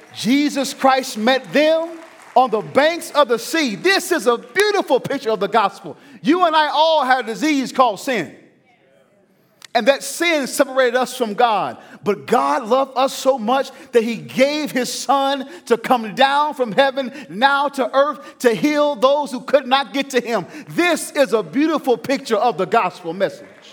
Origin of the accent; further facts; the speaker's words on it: the South, United States; I'm from the South